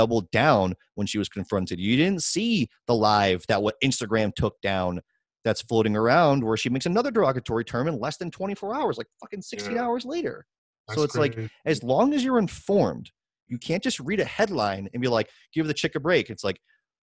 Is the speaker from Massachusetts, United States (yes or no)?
yes; Worcester, Massachusetts, United States; I'm from Worcester, born and raised